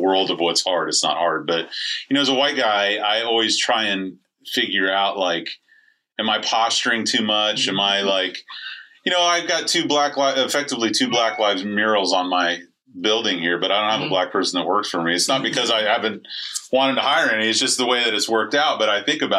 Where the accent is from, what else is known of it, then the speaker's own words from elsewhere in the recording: St. Petersburg, Florida, United States; I grew up over in St. Pete.